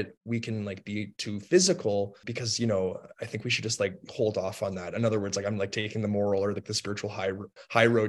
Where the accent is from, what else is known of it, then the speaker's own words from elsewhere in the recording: Toronto, Ontario, Canada; moved away as an adult; also born or lived in Lynchburg, Virginia, United States; I'm from Toronto, Ontario, Canada, and I went to Lynchburg, Virginia in the States